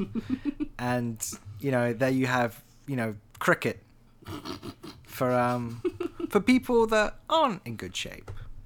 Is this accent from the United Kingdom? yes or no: yes; England, United Kingdom; now in United States; this is an Englishman